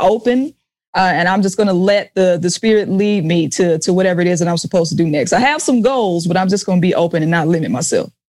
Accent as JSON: {"language": "English", "town": "Jackson", "region": "Mississippi", "country": "United States", "tie": "born or raised there", "said": "I was in Jackson, Mississippi, my hometown"}